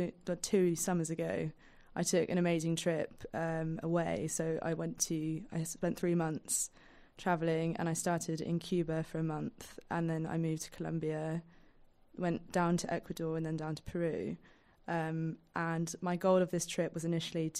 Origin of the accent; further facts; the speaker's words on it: London, United Kingdom; being a Londoner